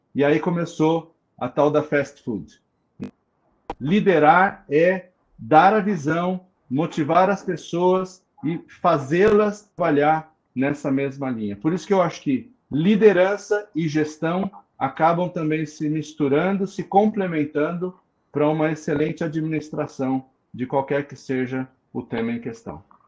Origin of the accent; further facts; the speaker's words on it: ABC Paulista, São Paulo, Brazil; Sou do ABC Paulista